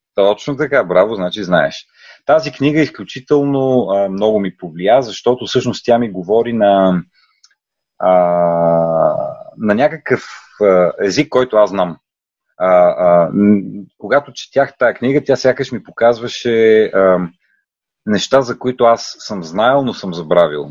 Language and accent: Bulgarian; Bulgaria; moved away; also born or lived in Netherlands; да говорим много добре български, като българи